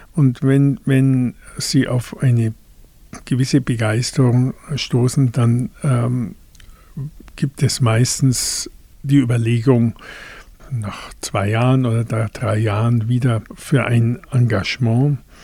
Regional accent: Hohenschwangau, Bavaria, Germany; also born or lived in Füssen; Meine Heimat ist hier in Hohenschwangau.

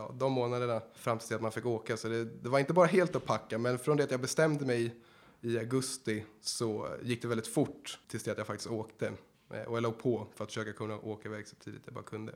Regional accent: Sweden; also born or lived in Los Angeles, United States; jag kommer från Sverige.

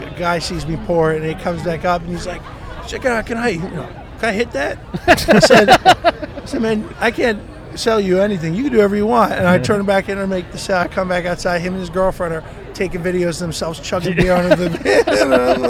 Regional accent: New York City, New York, United States; also born or lived in Newburgh, New York / New Paltz, New York; I'm full, like, all over New York. Originally from Bayside there to about, like, 8 or 9, then upstate, Newburgh, New Paltz area for a little

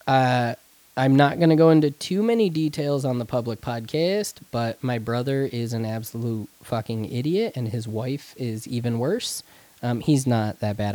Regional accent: Spencer, New York, United States; moved away; the one that lives in Spencer in my hometown where my family is

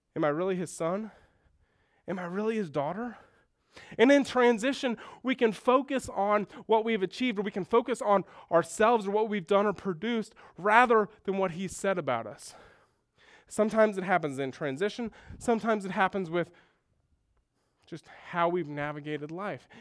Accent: Houston, Texas, United States; moved away as an adult; also born or lived in Minnesota; I grew up in Houston and went to school in Minnesota

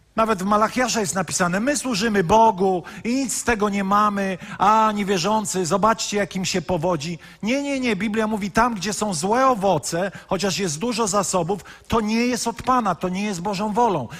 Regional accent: Poland; wychowaliśmy się w katolickim kraju

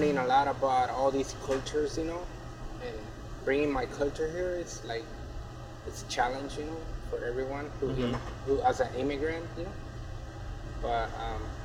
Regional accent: Anaheim, California, United States; also born or lived in Jalisco, Mexico; I'm from Mexico, Jalisco, but I've been living here since when I was 9 years old. And so I basically grew up here

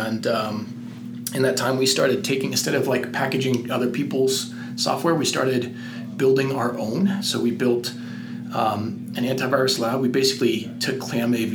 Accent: San Francisco, California, United States; moved away as an adult; also born or lived in Boston; now in Colorado, United States; I grew up in San Francisco

